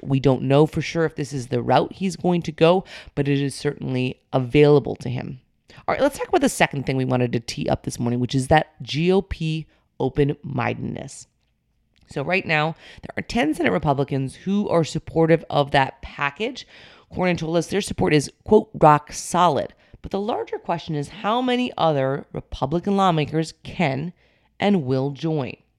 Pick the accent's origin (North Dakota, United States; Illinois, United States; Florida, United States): North Dakota, United States; moved away; North Dakota, my home state